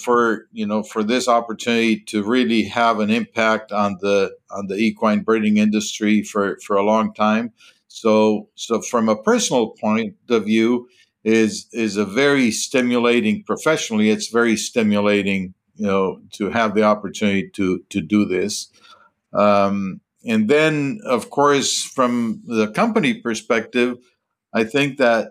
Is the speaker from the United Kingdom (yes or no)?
no; Colombia; moved away as an adult; also born or lived in Minnesota, United States / Texas, United States; born and raised in Colombia